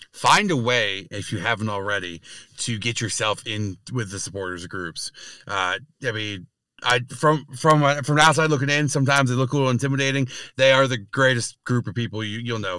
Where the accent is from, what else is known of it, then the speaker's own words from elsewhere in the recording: New York, United States; being a New Yorker